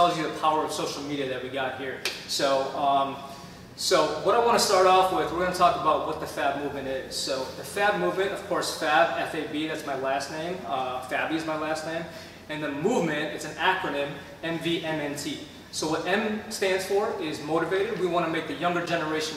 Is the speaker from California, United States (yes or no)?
no; Chicago, Illinois, United States; moved away; I'm from Chicago originally.